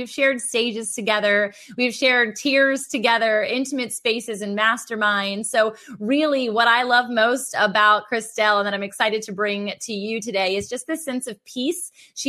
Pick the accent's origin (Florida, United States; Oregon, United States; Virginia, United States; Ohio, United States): Virginia, United States; Virginia Beach; especially with a little bit of snow outside in my hometown in Virginia Beach, Virginia, a fire on.